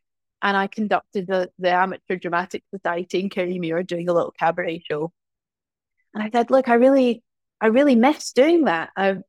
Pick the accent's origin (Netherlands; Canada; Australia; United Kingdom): United Kingdom; Glasgow, Scotland; also born or lived in small towns; I mean, I'm from Glasgow originally, but I've grown up in lots of small towns.